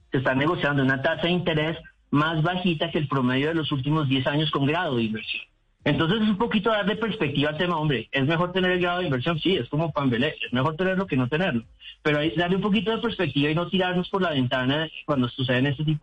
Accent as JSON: {"language": "Spanish", "country": "Colombia"}